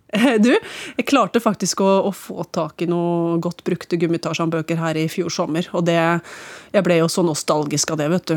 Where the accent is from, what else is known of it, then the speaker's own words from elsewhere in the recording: Hamar, Innlandet, Norway; jeg vokste opp på Vang bibliotek på Ridabu, mer eller mindre